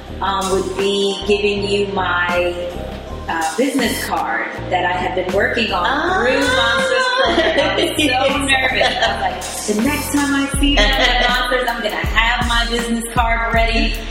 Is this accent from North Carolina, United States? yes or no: no; New York City, New York, United States; I am from the Boogie Down Bronx.